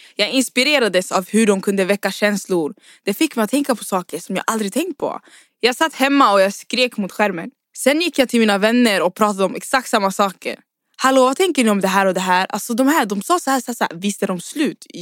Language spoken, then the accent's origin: Swedish; Uddevalla, Västra Götaland, Sweden; Jag kom till Sverige i november 2005. At the time var jag bara nio år gammal och vi hamnade i en liten stad nära Trollhättan. Den kallades Uddevalla